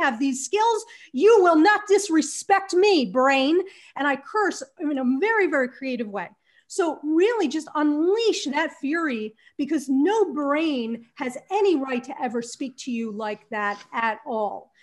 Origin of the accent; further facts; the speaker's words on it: New Jersey, United States; moved away as an adult; also born or lived in Arizona; I grew up in New Jersey